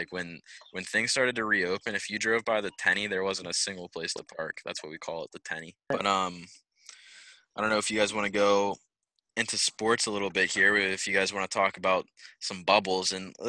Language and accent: English; Bethel Park, Pennsylvania, United States; We have a strip club here in my hometown of Bethel Park. It's I don't even know, probably 2,500 people live here in my little town.